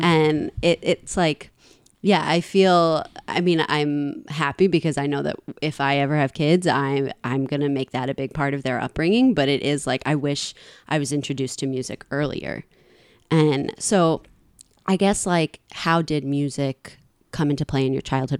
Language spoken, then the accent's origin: English; New York City, New York, United States; I grew up in a part of Queens where driving was a normal thing